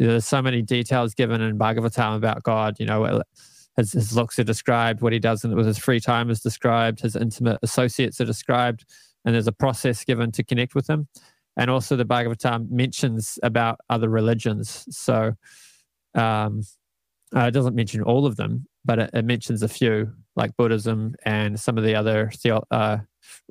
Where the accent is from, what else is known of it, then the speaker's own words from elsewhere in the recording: Canada; moved away as an adult; also born or lived in Auckland, New Zealand; now in New Zealand; moved to Canada when I was 8. I lived there for 11 years